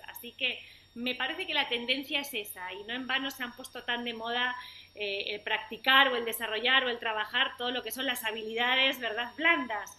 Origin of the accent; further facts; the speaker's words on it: Spain; moved away as an adult; now in Argentina; yo soy española, hace como te decía, 15 años que vivo aquí